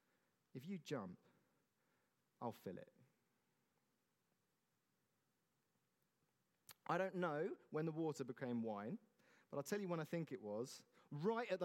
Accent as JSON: {"language": "English", "town": "Godalming", "region": "South East England", "country": "United Kingdom", "tie": "born or raised there", "said": "I grew up in Godalming"}